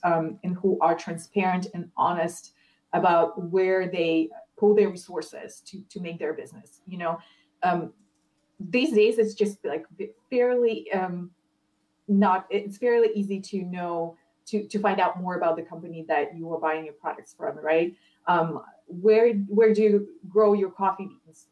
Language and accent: English; Ukraine; I'm, I'm not American. Yeah, I, am Ukrainian